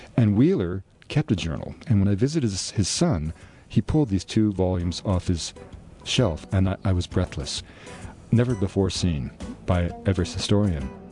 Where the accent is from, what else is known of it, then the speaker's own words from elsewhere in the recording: Vancouver, British Columbia, Canada; four doors from the house I was born in Vancouver